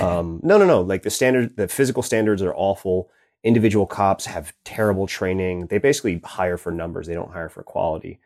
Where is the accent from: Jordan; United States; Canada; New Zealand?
United States; New York City, New York; moved away; I grew up in New York City, and I moved back to New York